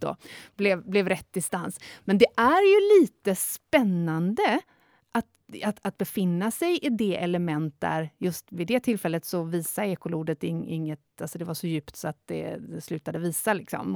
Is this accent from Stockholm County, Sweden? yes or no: no; north of Gothenburg, between Kungälv and Stenungsund, Västra Götaland, Sweden; also born or lived in Tjörn; Där jag är född och uppvuxen eh, eh, norr om, om Göteborg, eh, mellan Kungälv och Stenungsund vid havet ut där